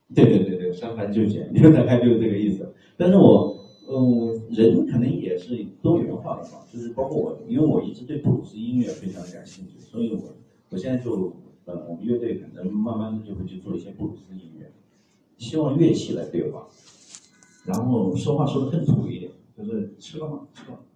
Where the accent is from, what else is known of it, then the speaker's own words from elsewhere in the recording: China; 我们中国人